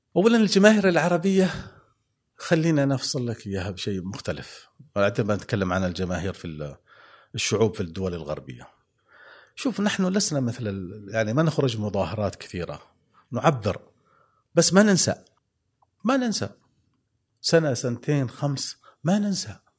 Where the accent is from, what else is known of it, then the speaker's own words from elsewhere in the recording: Oman; نحن كعمانيين